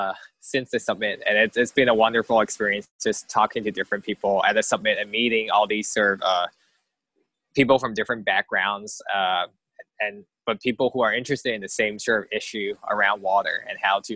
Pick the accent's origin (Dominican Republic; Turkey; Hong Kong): Hong Kong; moved away; also born or lived in Berkeley, California / Cambridge / Massachusetts; I grew up in Hong Kong, and that's kind of where everything is like a concrete jungle